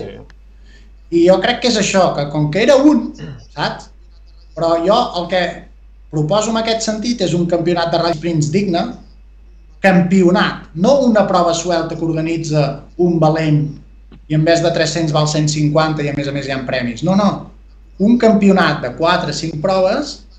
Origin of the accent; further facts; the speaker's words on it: Perafita?, Lluçanès, Osona, Catalonia, Spain; now in Camprodon Valley, Spain; El meu poble és el Pens, vale? que està al Lluçanès, comarca d'Osona